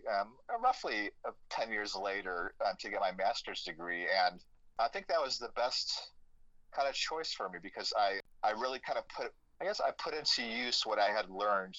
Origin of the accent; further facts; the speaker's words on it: Chicago, Illinois, United States; I grew up in Chicago